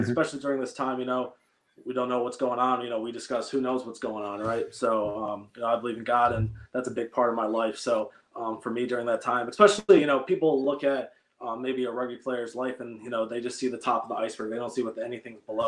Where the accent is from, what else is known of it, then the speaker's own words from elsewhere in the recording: Michigan, United States; growing up in Michigan